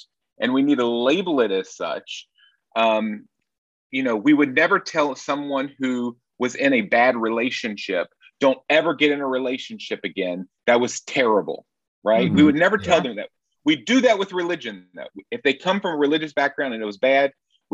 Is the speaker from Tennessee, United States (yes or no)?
yes; Nashville, Tennessee, United States; moved away as an adult; now in Berlin, Germany; I'm originally from Nashville, Tennessee